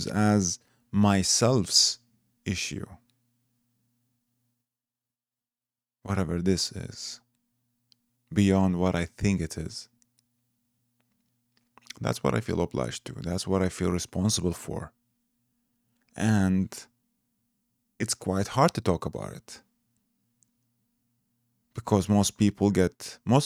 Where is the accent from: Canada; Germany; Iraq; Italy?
Iraq; moved away; I come originally from Iraq